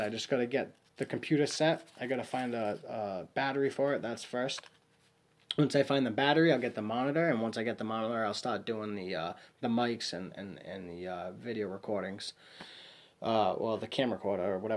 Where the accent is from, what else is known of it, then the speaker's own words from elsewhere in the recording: Warwick, Rhode Island, United States; I'm from Rhode Island, Warwick, Rhode Island